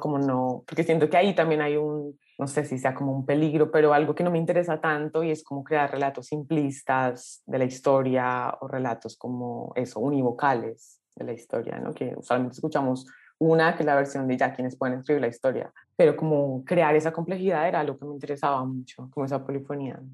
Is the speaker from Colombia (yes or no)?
yes; Colombia; nací en Colombia